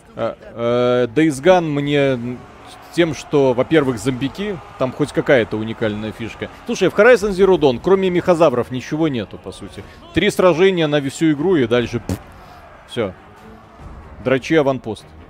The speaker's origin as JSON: {"language": "Russian", "country": "Belarus", "said": "мы же белорусы"}